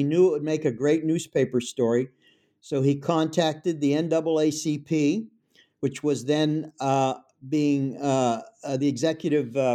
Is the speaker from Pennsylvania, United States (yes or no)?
yes; Pittsburgh, Pennsylvania, United States; I'm from Pittsburgh, it's my hometown.